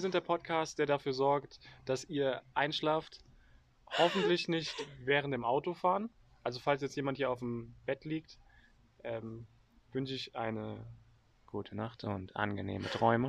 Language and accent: German; Germany; als Deutsche